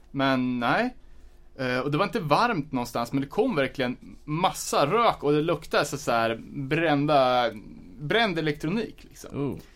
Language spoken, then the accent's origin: Swedish; Örebro County, Sweden; Fast vi är ändå från Närke.